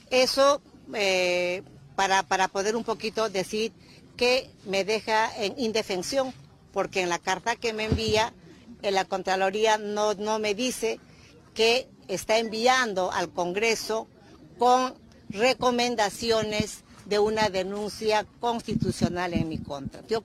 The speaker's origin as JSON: {"language": "Spanish", "country": "Peru", "said": "yo salí del Perú la semana pasada para representar al Perú en, esta, en este Fórum Mundial de Economía allá en Davos"}